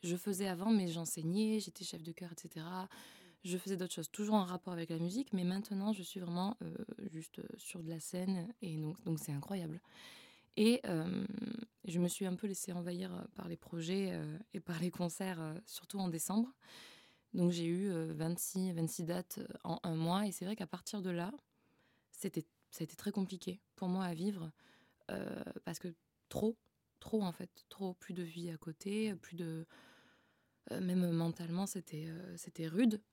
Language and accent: French; Frontignan, Occitania, France; also born or lived in Montpellier; now in Paris, France; Je suis née dans le sud de la France à Montpellier et j'ai grandi à Frontignan.